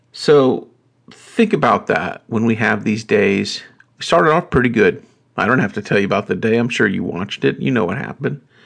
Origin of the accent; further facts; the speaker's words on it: North Carolina, United States; I grew up in North Carolina